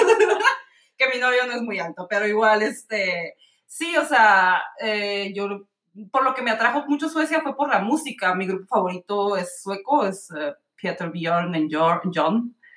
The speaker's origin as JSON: {"language": "Spanish", "region": "Mexico City", "country": "Mexico", "tie": "born or raised there", "also_born_or_lived": "Querétaro / Budapest, Hungary", "moved": "as an adult", "lives_now": "Malmö, Sweden", "said": "Yo soy del DF, nacida en el DF, pero a los 15 años nos"}